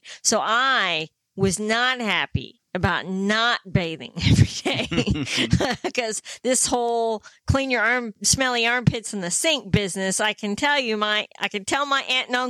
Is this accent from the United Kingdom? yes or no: yes; England, United Kingdom; born there; Yes, I was born in England.